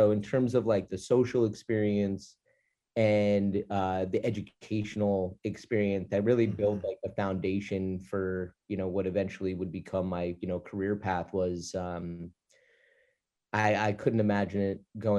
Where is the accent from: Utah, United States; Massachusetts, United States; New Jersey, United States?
New Jersey, United States; Short Hills; The accent comes out a little bit, but, yeah, I grew up in the northern part of New Jersey in a town called Short Hills, okay. Essentially a suburb of New York City, just 12 miles out. So New York is my home city.